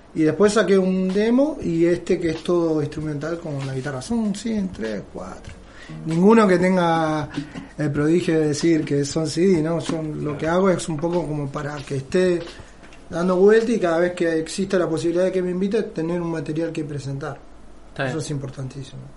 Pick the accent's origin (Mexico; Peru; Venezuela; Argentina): Argentina; Benavídez, Buenos Aires Province; moved away as an adult; now in Belén de Escobar, Argentina; Soy oriundo de Benavides y me junté y me casé acá en Escobar hace 10 años